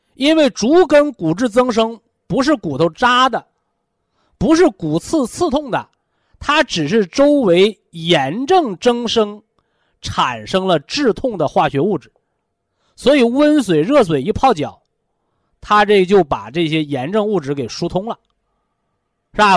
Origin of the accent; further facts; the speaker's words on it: China; 这就是我们中国人的智慧